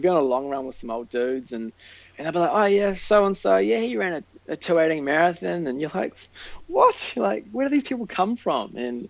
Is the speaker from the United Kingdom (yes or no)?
no; New Zealand; You know, everybody who runs in New Zealand pretty much knows who they are